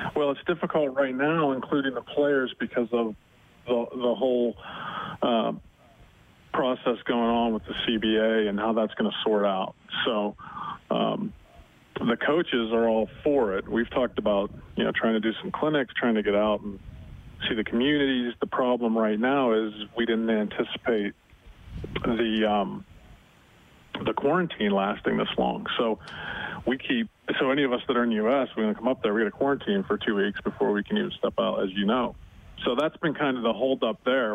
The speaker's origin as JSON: {"language": "English", "town": "Butler", "region": "Pennsylvania", "country": "United States", "tie": "born or raised there", "moved": "yes", "said": "It's a great place to grow up"}